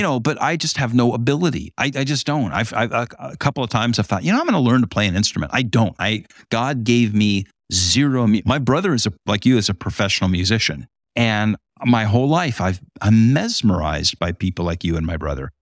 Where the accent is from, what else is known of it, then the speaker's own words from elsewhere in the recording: Huntington Beach, California, United States; now in Great Lakes region, United States; in my hometown